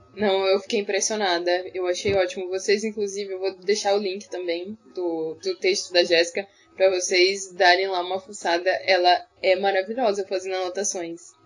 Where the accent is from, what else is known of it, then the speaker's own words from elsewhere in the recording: Northeast Region, Brazil; eu que, que sou do Nordeste